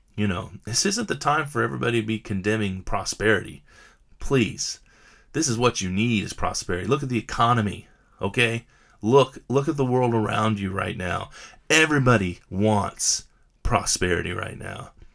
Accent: United States; I'm an American

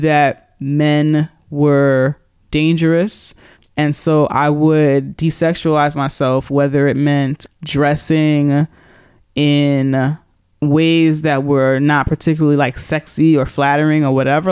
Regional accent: New York, United States; I'm from New York

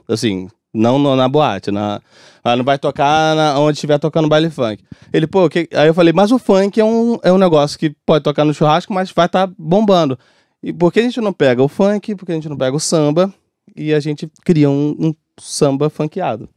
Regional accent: Rio de Janeiro, Brazil; eu sou de comunidade e tudo mais. É, nascido e criado em Bangu

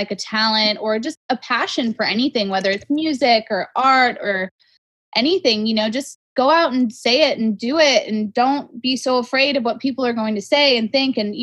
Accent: Las Vegas, Nevada, United States; moved away as an adult; also born or lived in Los Angeles; I grew up in Las Vegas, and I was actually a professional dancer

